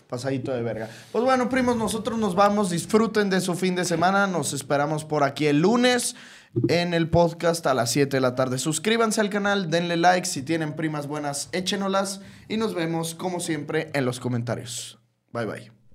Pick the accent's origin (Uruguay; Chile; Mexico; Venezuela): Mexico; Somos mexicanos